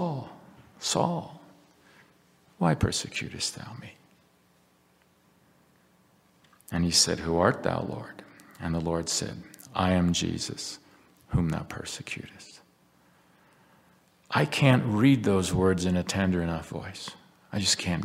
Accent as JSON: {"language": "English", "country": "United States", "said": "as an American Christian, a Latter-day Saint"}